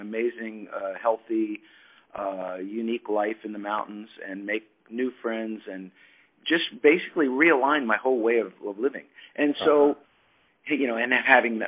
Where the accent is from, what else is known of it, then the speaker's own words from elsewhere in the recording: Pennsylvania, United States; moved away as an adult; also born or lived in New York / Philadelphia / Colorado; now in Nashville, United States; I moved from New York to Pennsylvania, grew up there till I was about 20 years old